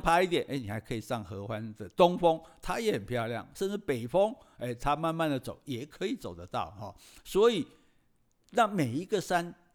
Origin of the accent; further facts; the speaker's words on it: Taiwan; 作为一个台湾人呢